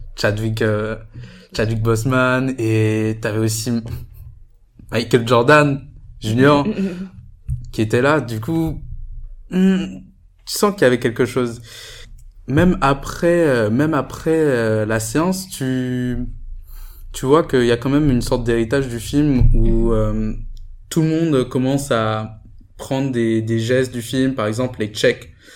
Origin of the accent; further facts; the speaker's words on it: Guadeloupe; now in Paris, France; je viens de Guadeloupe